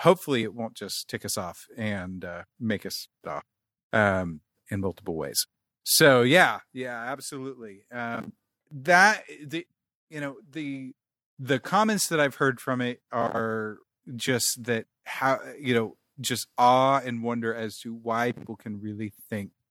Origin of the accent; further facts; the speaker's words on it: Kansas City, United States; moved away; growing up in Kansas City